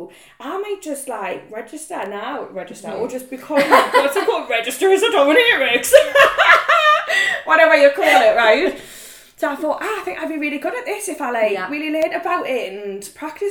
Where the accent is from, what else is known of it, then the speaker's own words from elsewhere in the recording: Newcastle upon Tyne, North East England, United Kingdom; I am 27, I'm from Newcastle